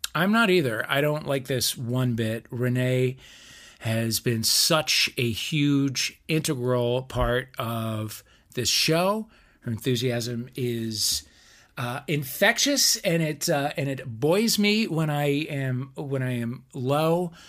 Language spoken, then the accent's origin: English; St. Louis, Missouri, United States; moved away; my hometown